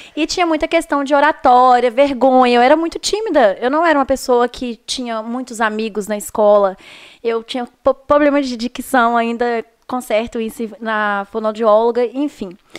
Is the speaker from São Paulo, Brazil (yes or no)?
no; Viçosa, Minas Gerais, Brazil; also born or lived in Teixeiras; now in Belo Horizonte, Brazil; sou de Viçosa